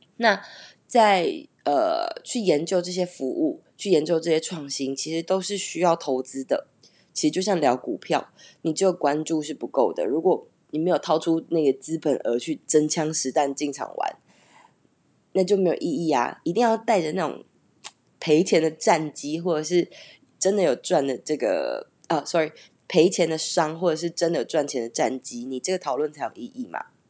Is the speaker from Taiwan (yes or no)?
yes; Taiwan; moved away as an adult; also born or lived in Taipei / Canada; 其实当年会离开，呃，我的家乡，然后去台北工作